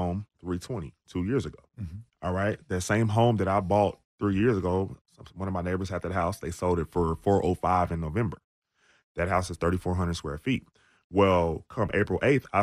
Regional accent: Austin, Texas, United States; I'm from Austin

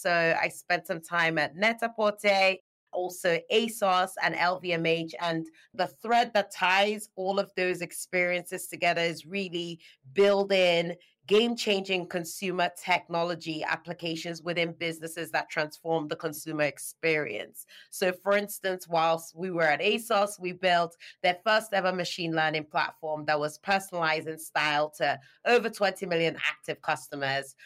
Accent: Nigeria; moved away as an adult; now in United Kingdom; I'm Nigerian born and U K dwelling. I was born in Nigeria. I moved out to the U K to study

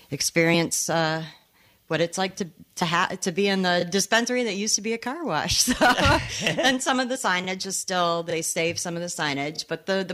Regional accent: Michigan, United States; also born or lived in Chicago; now in Saugatuck, United States; I'm originally from Michigan

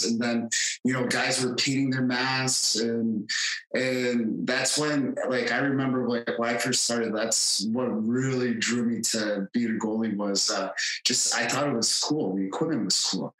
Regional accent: Ogdensburg, New York, United States; my hometown of Ogdensburg, New York, was right on the St. Lawrence River.

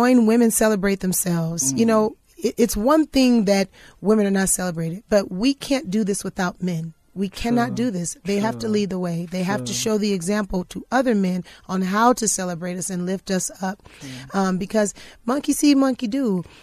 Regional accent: United States; I'm in America and I'm from America

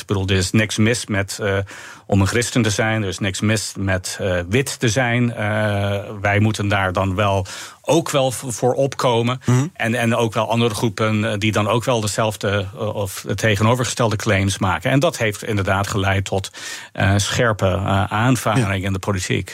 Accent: United States; Dutch is a second language; moved away as an adult; also born or lived in Orange City; now in Amersfoort, Netherlands; mijn betrokkenheid met mijn geboorteland

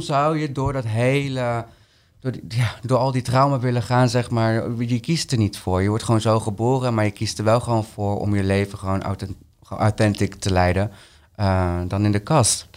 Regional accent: Peru; now in Netherlands; mijn moederland, Peru

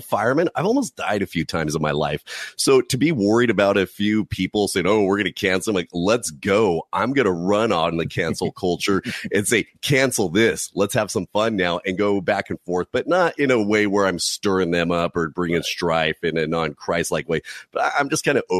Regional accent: California, United States; I'm from California

